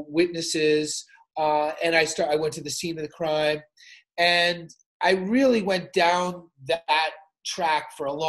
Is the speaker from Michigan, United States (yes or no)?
no; New York City, New York, United States; you couldn't be from New York City in the 80s